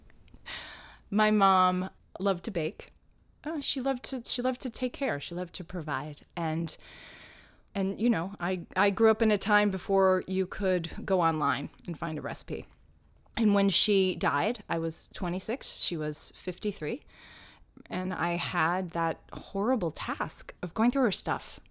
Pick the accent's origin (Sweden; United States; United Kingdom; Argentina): United States; Atlanta, Georgia; now in New York City, United States; as a kid when I was growing up in Atlanta doing professional children's theater